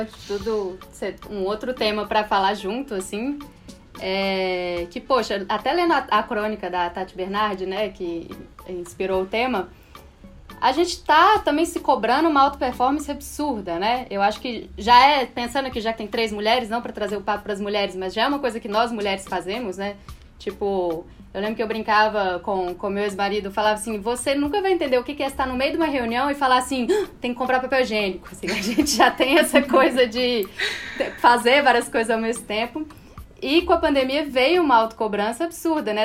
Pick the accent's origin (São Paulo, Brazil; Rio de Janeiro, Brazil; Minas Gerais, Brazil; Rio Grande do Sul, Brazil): Minas Gerais, Brazil; E eu sou mineira, minha família tem uma coisa de comer